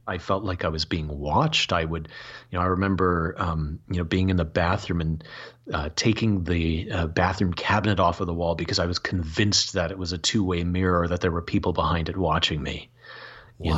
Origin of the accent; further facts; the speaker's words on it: Michigan, United States; growing up in Michigan